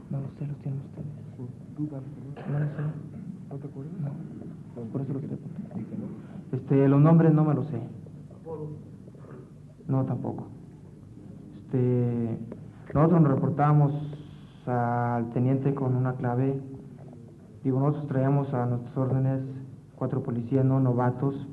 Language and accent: Spanish; Valle Hermoso, Tamaulipas, Mexico; Vengo yo de Vallehermoso, Tamaulipas, con el fin de estudiar, como ya lo dije, y trabajar a la vez.